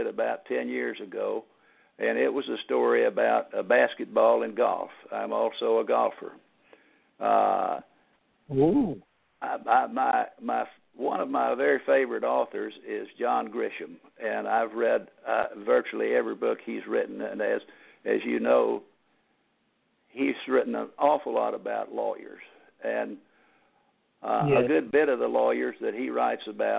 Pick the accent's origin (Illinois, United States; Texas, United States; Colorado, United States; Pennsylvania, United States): Texas, United States; Temple; now in Houston, United States; I was born in Temple, Texas, which is a relatively small city in central Texas.